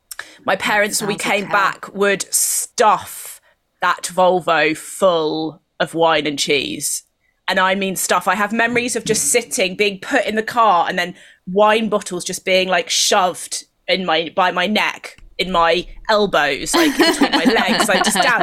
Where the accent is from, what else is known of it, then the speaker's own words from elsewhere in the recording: South West England, United Kingdom; In Devon. So it was very easy.